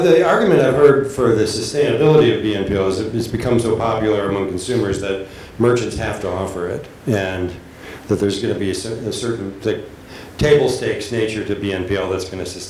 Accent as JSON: {"language": "English", "country": "United States", "said": "I'm an American, so I say Gen Z."}